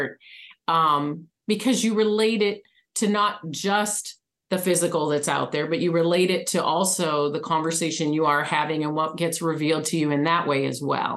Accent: Michigan, United States; now in Arizona, United States; I was raised in Michigan

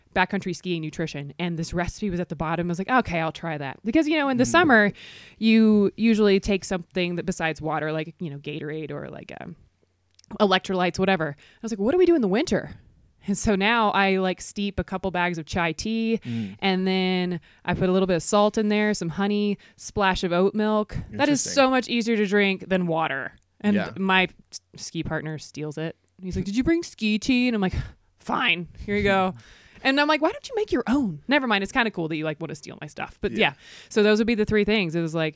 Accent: the South, United States; But I mean, that's how growing up in the South is with snow.

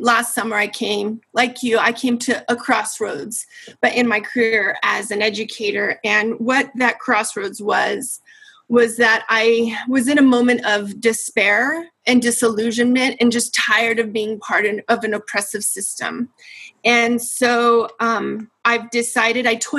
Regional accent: Denver, Colorado, United States; I'm a Chicana from Denver, and I grew up and graduated from DPS.

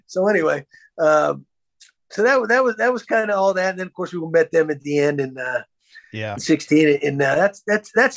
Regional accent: Texas, United States; I grew up in Texas

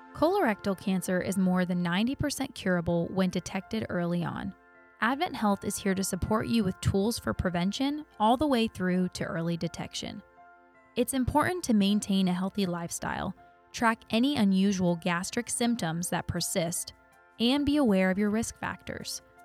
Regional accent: Auburndale, Florida, United States; I'm actually from Auburndale, too, but, you know, I get the best of both worlds 'cause I live in Auburndale

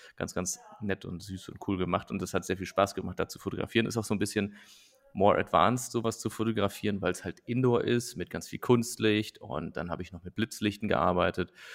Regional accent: Nettetal, North Rhine-Westphalia, Germany; moved away; nach Nettetal, also in meine Heimat gefahren und habe da so quasi mein, mein, mein Basecamp aufgeschlagen bei meinen Eltern

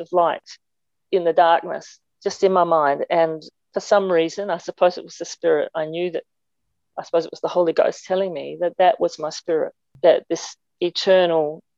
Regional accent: Clare, South Australia, Australia; now in Adelaide, Australia; I grew up in Clare, just in the mid-north

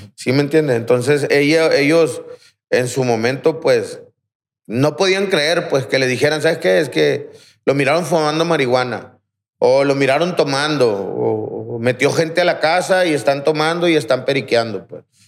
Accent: Aguaruto, Sinaloa, Mexico; Yo soy de Aguaruto, en, la, colonia Miguel Hidalgo. Ahí crecí

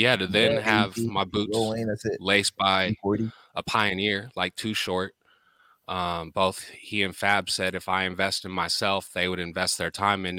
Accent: Bay Area, California, United States; also born or lived in Maui; I'm originally from the Bay Area, born and raised.

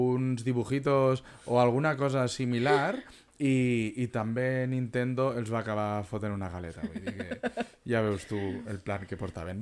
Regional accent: Vinaròs and Benicarló, Valencian Community, Spain; nosaltres som de Vinaròs i Benicarló

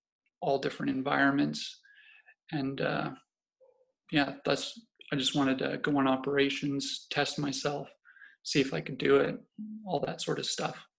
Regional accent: Canada; Yeah, so I grew up all over Canada, really. My father was in the Canadian Forces at the time, in the Air Force, so that got us to moving all over the place

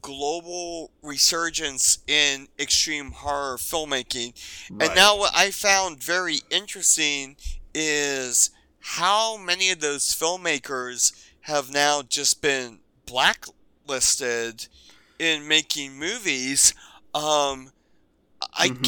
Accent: Pennsylvania, United States; I grew up in Pennsylvania.

